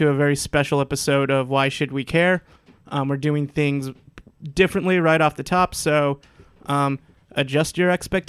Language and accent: English; Silver City, New Mexico, United States; moved away; also born or lived in Germany / Texas; I'm from Silver City, New Mexico.